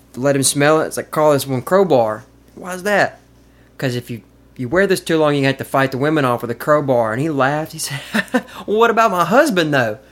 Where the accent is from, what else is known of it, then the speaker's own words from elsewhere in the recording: Caledonia, Mississippi, United States; also born or lived in Madison, Mississippi / Jackson, Mississippi; now in Columbus, United States; I grew up in Caledonia.